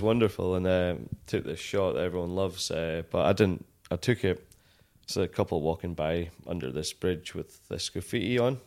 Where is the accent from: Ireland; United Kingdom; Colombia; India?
United Kingdom; Dumfries, Scotland; also born or lived in Glasgow; I grew up in Dumfries